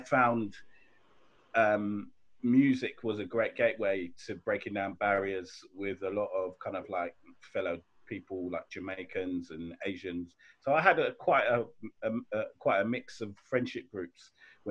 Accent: London, United Kingdom; also born or lived in Sierra Leone; I was born in and I grew up in Clapham

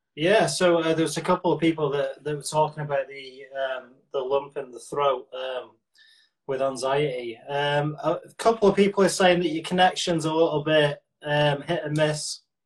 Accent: Manchester, North West England, United Kingdom; I'm from North Manchester, so uh, where I'm from, we'd never be classed as a Mancunian

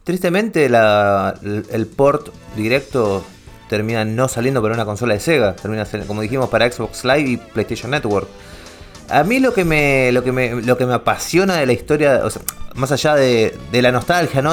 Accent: Ramos Mejía, Buenos Aires Province, Argentina; toda mi infancia la vivía en Ramos Mejía

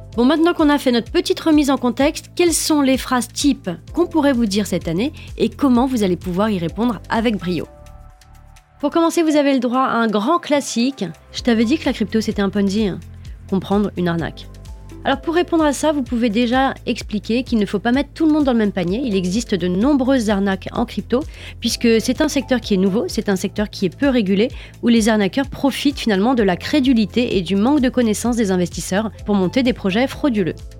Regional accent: France; Chez nous, en France

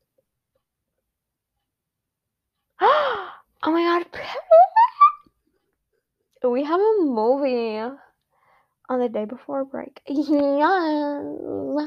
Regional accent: United States; I am an American

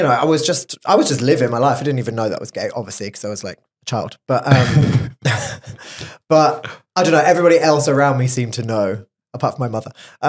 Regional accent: Oxfordshire, South East England, United Kingdom; moved away as an adult; also born or lived in Texas, United States; now in Barcelona, Spain; I grew up in Oxfordshire, which is kind of, beautiful. It's nice to go back there and visit it now.

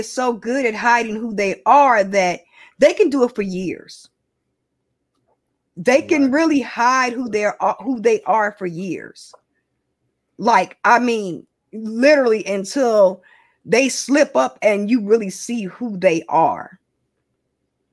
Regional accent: Chicago, Illinois, United States; I'm from Chicago. I'm from the West Side. I'm from Chicago

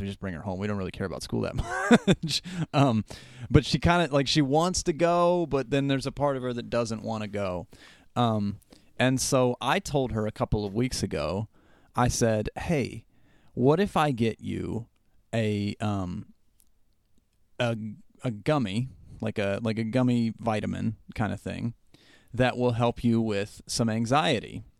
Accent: Southern West Virginia, United States; I grew up in Southern West Virginia where all activity was group activity

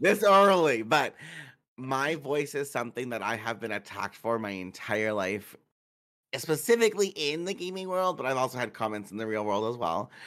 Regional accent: Manitoba, Canada; I'm from Manitoba, which is a, a shitty small little province

